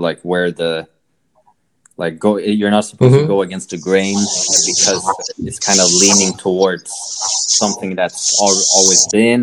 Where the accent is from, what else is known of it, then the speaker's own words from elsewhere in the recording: Sweden; now in South Korea; because I come from Sweden, and it's a very individualistic, individualist focused society. So obviously that's what I've been growing up with.